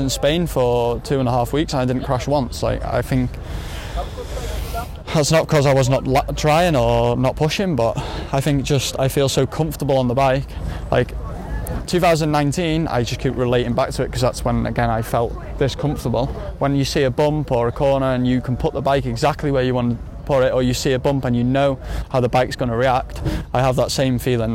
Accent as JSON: {"language": "English", "country": "United Kingdom", "said": "being British"}